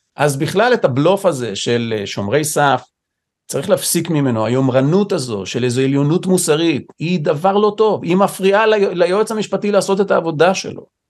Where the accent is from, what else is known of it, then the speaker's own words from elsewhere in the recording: Israel; נולדתי פה, גדלתי פה